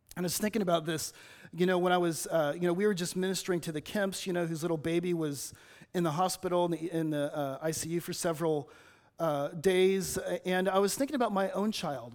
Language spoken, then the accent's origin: English; Los Angeles, California, United States; now in Batesville, United States; I'm from Los Angeles